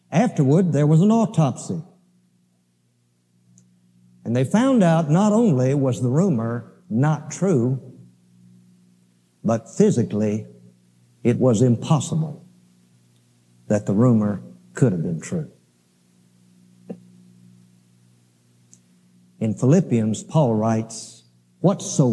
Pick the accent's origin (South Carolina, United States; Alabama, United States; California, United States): Alabama, United States; I grew up in Alabama